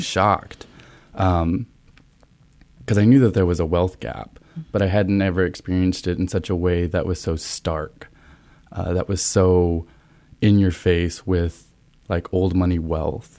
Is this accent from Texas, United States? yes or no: yes; Olton, Texas, United States; moved away as an adult; now in Columbus, United States; I am originally from Texas